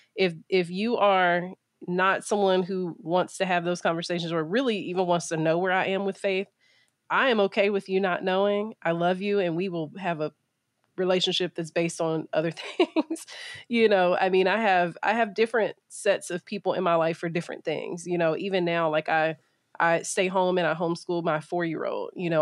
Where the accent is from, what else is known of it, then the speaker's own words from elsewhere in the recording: Middle Georgia, United States; also born or lived in Pennsylvania; I grew up in Middle Georgia